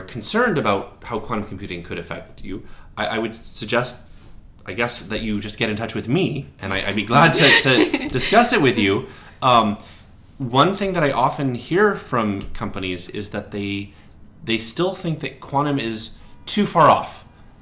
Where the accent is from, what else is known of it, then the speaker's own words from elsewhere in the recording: Portland, Oregon, United States; when I was in Portland, Oregon, my hometown